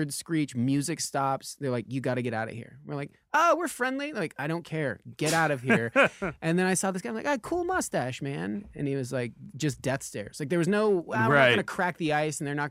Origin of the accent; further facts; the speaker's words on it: Lemmon Valley, Nevada, United States; now in Los Angeles, United States; we're from Lemon Valley, Nevada, and this is how we were raised.